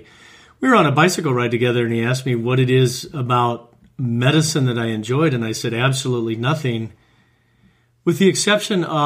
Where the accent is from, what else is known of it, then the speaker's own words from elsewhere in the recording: Omaha, Nebraska, United States; moved away as an adult; also born or lived in Iowa / California; Grew up in Omaha, Nebraska, Midwest